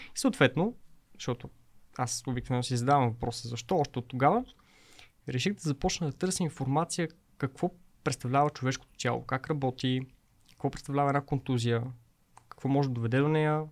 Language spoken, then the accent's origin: Bulgarian; Pazardzhik, Pazardzhik Province, Bulgaria; Също аз съм родом от Пазачик.